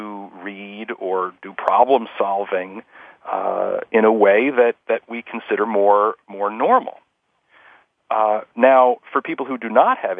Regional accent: Scarsdale, New York, United States; I grew up in Scarsdale, New York

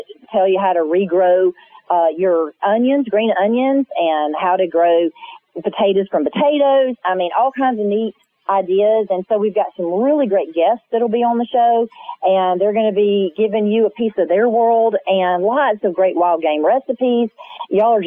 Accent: the South, United States; my life growing up in the South

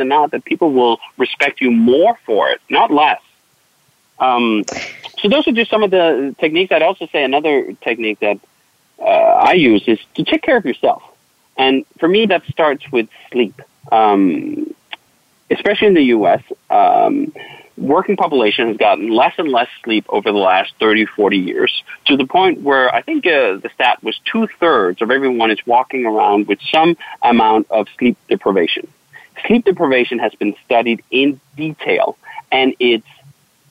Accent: Denmark; moved away; I'm from Denmark originally

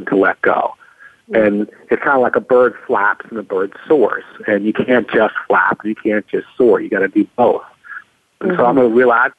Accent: California, United States; I'm from California

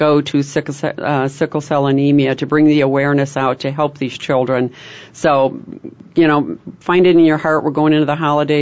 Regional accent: Chicago, Illinois, United States; don't make fun of this way I say wash. Yeah. I'm from Chicago

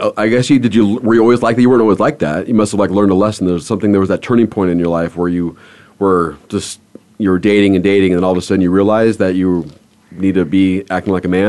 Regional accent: Los Angeles, California, United States; I grew up in Los Angeles. I mean, the mentality was a lot different growing up in a city like that.

